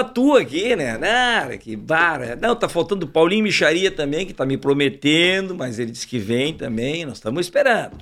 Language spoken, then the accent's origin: Portuguese; Uruguaiana, Rio Grande do Sul, Brazil; da onde que eu sou? De Uruguaiana